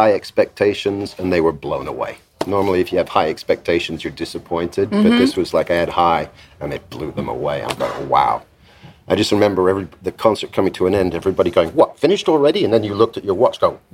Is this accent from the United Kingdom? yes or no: yes; England, United Kingdom; moved away; also born or lived in United States; I'm English